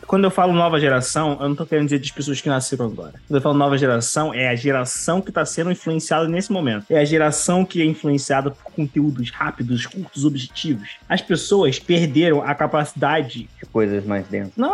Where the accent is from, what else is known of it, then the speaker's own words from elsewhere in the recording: Brazil; Eu, ah, sou, sou brasileiro e tal.